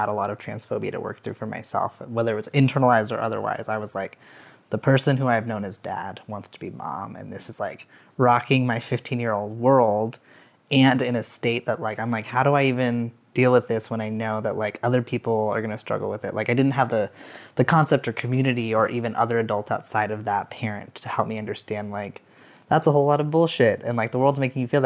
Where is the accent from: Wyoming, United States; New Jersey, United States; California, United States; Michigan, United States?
Wyoming, United States; Casper; I grew up in Wyoming, in Casper, Wyoming.